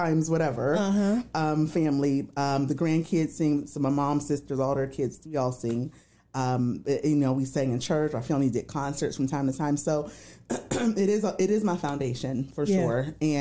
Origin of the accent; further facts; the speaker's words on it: Youngstown, Ohio, United States; moved away as an adult; now in Wilmington, United States; Born and raised in Youngstown, Ohio.